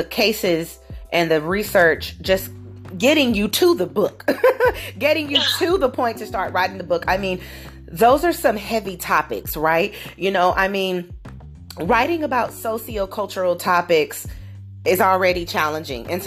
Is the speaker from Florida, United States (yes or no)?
no; Southern California, United States; moved away; I am originally a West Coast girl, born and raised in Southern Cal, SoCal, as they call it